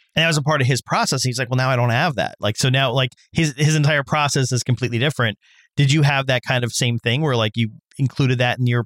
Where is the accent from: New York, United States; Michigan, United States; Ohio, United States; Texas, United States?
New York, United States; I'm I'm a New Yorker. I've been here for God knows how long